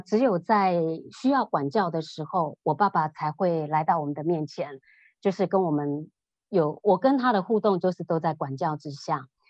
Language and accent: Chinese; Taiwan; moved away as an adult; 我是生长在台湾，那嗯。我爸爸妈妈他们以前是务农，然后从乡下到北部来，北部的 city 里头来。那我爸爸妈妈都是佛教徒，我妈妈，啊，是非常虔诚的佛教徒